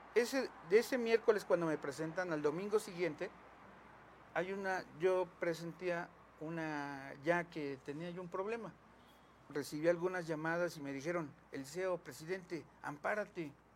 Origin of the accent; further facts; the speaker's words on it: Mexico; la casa donde me crié, nací junto con mis papás, que está ahí en el centro